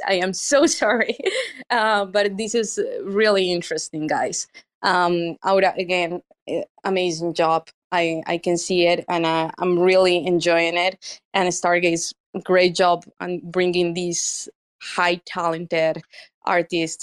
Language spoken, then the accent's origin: English; Medellín, Antioquia, Colombia; English is a second language; now in New York, United States; I am from Medellin